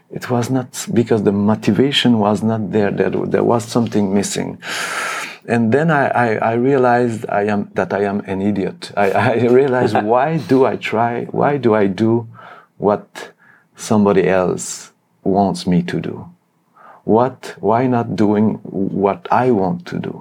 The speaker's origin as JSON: {"language": "English", "town": "Montreal", "region": "Quebec", "country": "Canada", "also_born_or_lived": "France / Germany", "moved": "as an adult", "lives_now": "Cologne, Germany", "said": "I played in conservatoire in Montreal many years."}